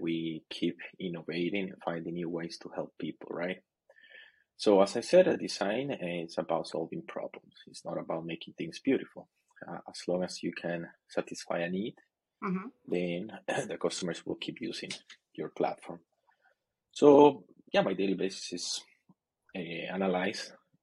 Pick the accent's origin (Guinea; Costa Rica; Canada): Costa Rica; moved away as an adult; now in China; I'm originally from Costa Rica, but I live in China. China is my new home